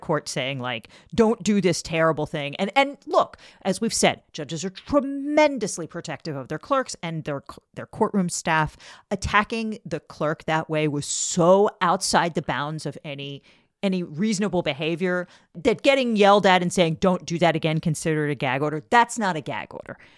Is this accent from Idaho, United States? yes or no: no; Maryland, United States; I'm from, I'm from Maryland. Everybody I always knew growing up always voted